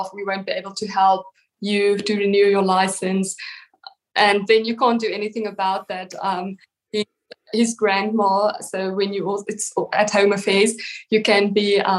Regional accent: Western Cape, South Africa; I grew up in the Western Cape

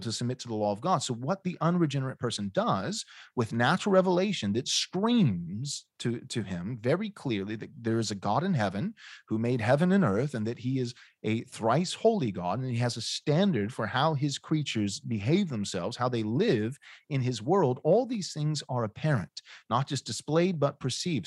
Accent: United States; I'm an American

